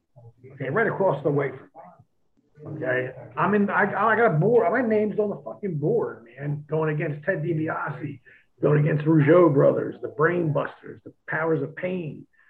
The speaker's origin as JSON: {"language": "English", "region": "New Jersey", "country": "United States", "said": "we're from New Jersey."}